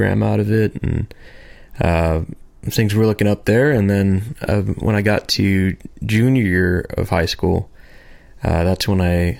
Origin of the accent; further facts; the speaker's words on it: Norwalk, Corona, Riverside area, California, United States; first half of my life, I grew up in Norwalk, so Bellflower area, kind of around there. Second half of my life, we moved over to Corona, Riverside area